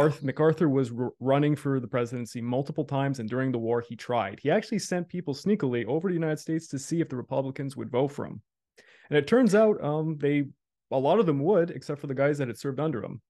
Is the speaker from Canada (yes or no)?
yes; Canada; I'm a Canadian